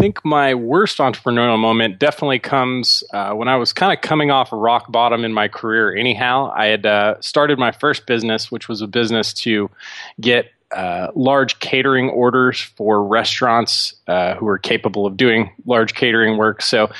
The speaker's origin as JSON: {"language": "English", "town": "Dallas", "region": "Texas", "country": "United States", "said": "But as far as me, I'm originally from Dallas. I grew up in a kind of lower middle class family and was able to teach myself a lot."}